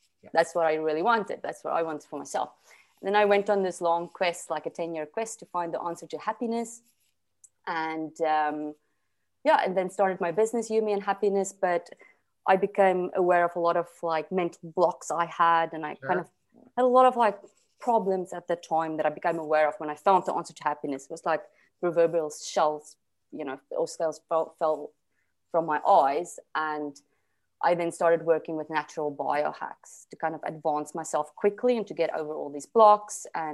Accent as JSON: {"language": "English", "country": "South Africa", "tie": "born or raised there", "moved": "yes", "lives_now": "Portugal", "said": "I'm originally from South Africa"}